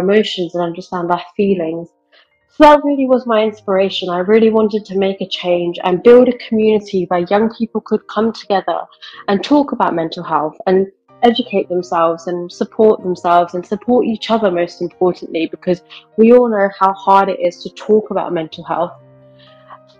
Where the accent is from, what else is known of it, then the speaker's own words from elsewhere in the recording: United Kingdom; I'm Indian, but I live in the UK and I was born and brought up here.